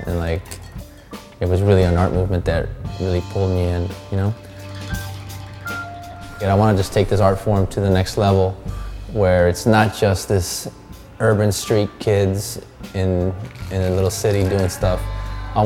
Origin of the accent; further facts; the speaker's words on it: Los Angeles, California, United States; here, born and raised in Los Angeles.